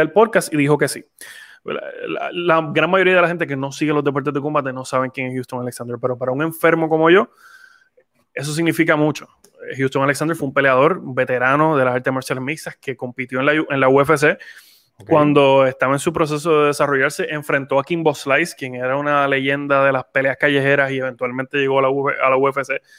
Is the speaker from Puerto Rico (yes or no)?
yes; San Juan, Puerto Rico; moved away as an adult; now in Texas, United States; yo crecí allí, crecí en Cupey Alto, me crió mi abuelita